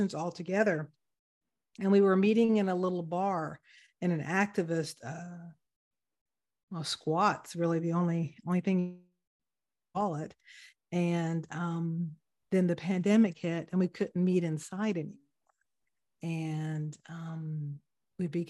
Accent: Atlanta, Georgia, United States; moved away as an adult; now in Netherlands; originally born and raised in Atlanta

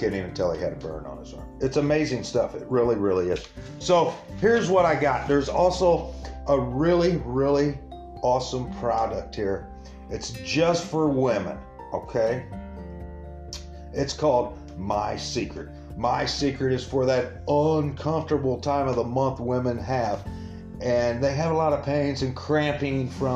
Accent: Springfield, Illinois, United States; right here in the capital city of Illinois, Springfield, Illinois, right here in my hometown

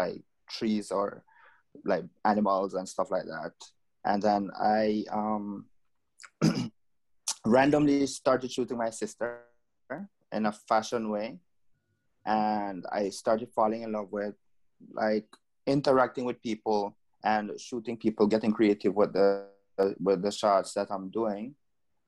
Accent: Jamaica; now in Curaçao; I'm originally from Jamaica

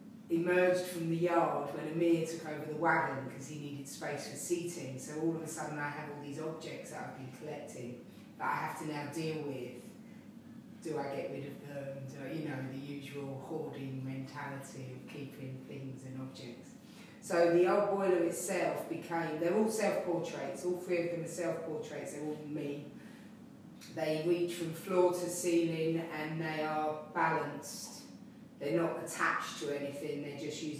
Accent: London, United Kingdom; I was born in London. I was born in the general lining in Waterloo. And I've lived here in Pimlico all of my life.

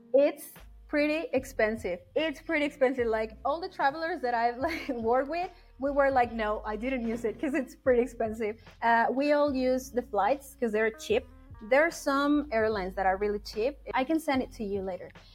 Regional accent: Mexico City, Mexico; moved away; I'm from Mexico City.

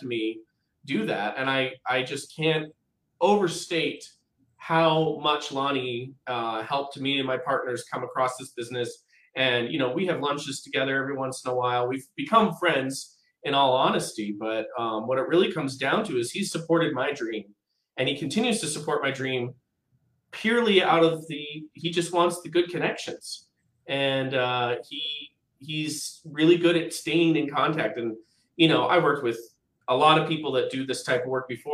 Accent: Midwest, United States; now in Portland, United States; I was raised in the Midwest, but my parents are from Portland

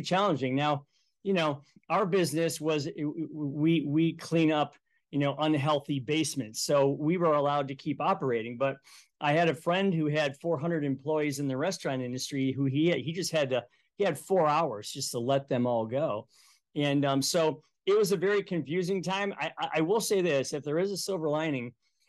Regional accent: Cleveland, Ohio, United States; now in Toledo, United States; I grew up in Cleveland, Ohio

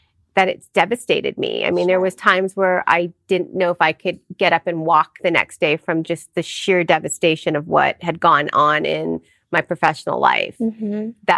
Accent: Southern California, United States; I'm Indian American, born and raised here in Southern California

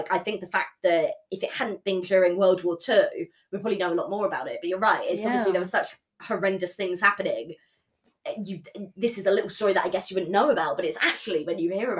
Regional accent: England, United Kingdom

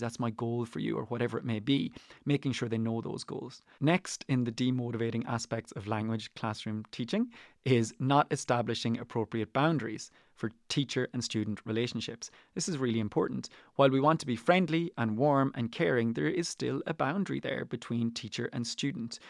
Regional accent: Ireland; I am Irish, but I teach Spanish and French. They are not my native tongues.

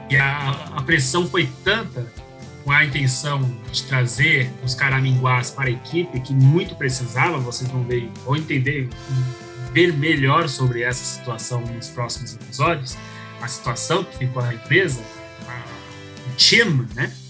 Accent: São Paulo, Brazil; Pra gente, que somos de São Paulo, é meio que não faz muita diferença

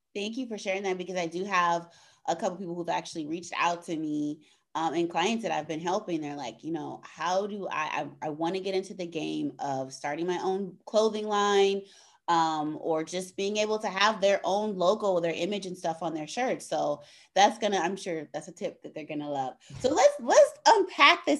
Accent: California, United States; moved away as an adult; now in Chicago, United States; I moved to the Midwest because I grew up in California

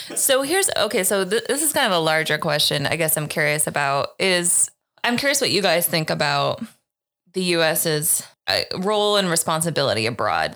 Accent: United States; as an American

